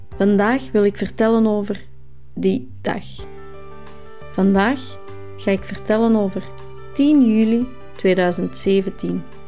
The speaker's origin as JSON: {"language": "Dutch", "town": "Essen", "region": "Flanders", "country": "Belgium", "tie": "born or raised there", "said": "richting Overda, in mijn geboortedorp"}